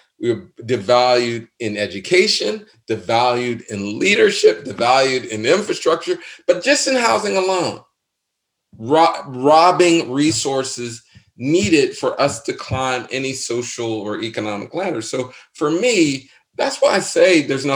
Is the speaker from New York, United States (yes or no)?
no; Pittsburgh, Pennsylvania, United States; I'm from Pittsburgh.